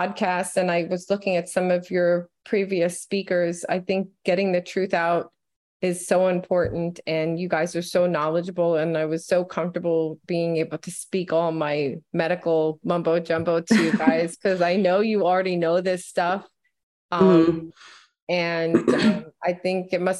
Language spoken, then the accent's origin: English; New York City, New York, United States; I grew up in New York City.